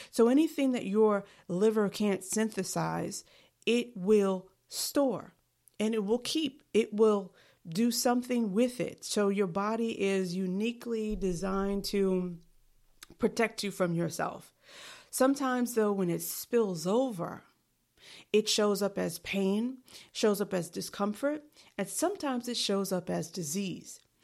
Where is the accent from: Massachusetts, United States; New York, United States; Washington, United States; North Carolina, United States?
New York, United States; New York City; I am from New York City